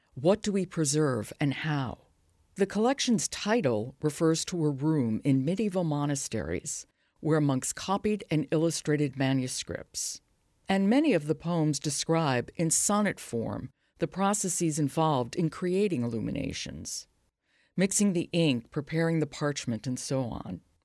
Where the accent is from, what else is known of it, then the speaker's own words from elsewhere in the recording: New York, United States; I'm from New York, another place that you really do get made fun of a lot